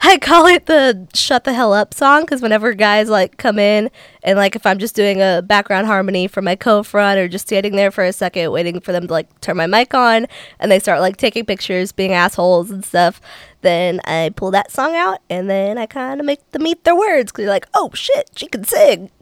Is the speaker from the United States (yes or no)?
yes; Cincinnati, Ohio, United States; moved away as an adult; now in Nashville, United States; I'm originally from Cincinnati, Ohio.